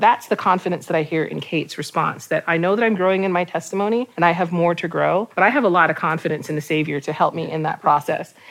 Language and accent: English; Puebla, Mexico; I am from Mexico, from the city of Puebla.